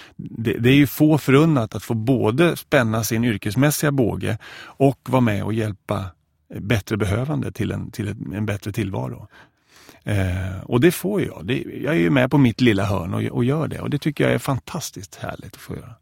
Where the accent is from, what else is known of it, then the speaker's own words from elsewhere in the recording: Växjö, Kronoberg County, Sweden; moved away as an adult; min eh, kyrkoförsamling hemma i Växjö